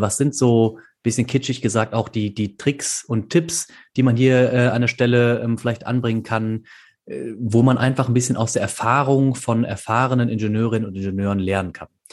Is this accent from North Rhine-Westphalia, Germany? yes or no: yes; Bonn, North Rhine-Westphalia, Germany; moved away as an adult; also born or lived in Canada; now in Aachen, Germany; Ich komme ursprünglich aus Bonn